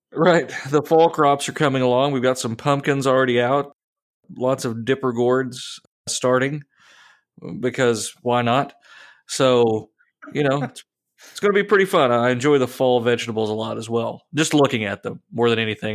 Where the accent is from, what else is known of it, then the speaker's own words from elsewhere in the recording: United States; I am an American.